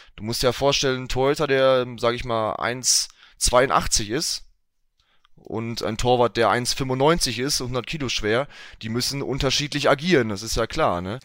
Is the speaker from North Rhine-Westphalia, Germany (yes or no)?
yes; Enniger, North Rhine-Westphalia, Germany; in Enigalo, 59320 Enigalo. Ähm, mhm. Das ist ähm, mein Heimatort